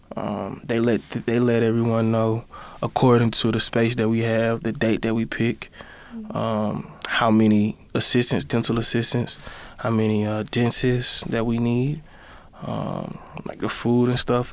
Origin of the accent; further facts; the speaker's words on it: Birmingham, Alabama, United States; at home in Birmingham, my hometown